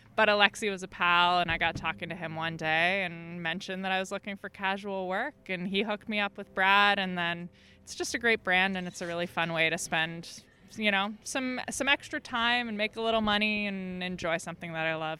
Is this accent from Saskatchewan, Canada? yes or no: no; Dufferin County, Ontario, Canada; now in Ottawa, Canada; I'm from Dufferin County, which is uh, yeah in more southern Ontario.